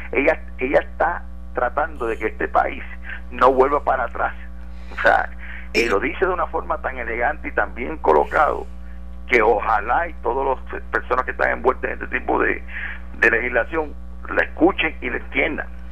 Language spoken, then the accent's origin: Spanish; Puerto Rico; nos unimos como puertorriqueños y puertorriqueñas